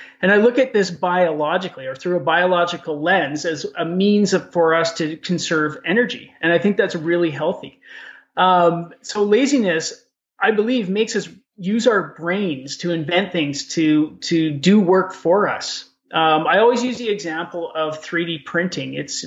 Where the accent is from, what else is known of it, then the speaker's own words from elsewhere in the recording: Edmonton, Alberta, Canada; I grew up in Edmonton. I know the city like the back of my hand